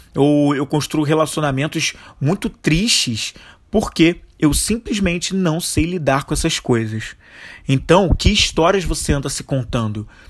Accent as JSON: {"language": "Portuguese", "country": "Brazil", "said": "como brasileiros, e como e dentro da nossa cultura brasileira a gente tem uma corrupção extremamente enraizada"}